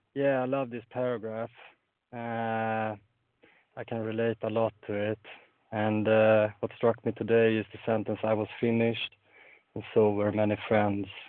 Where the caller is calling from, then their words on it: Sweden; I'm calling in from Sweden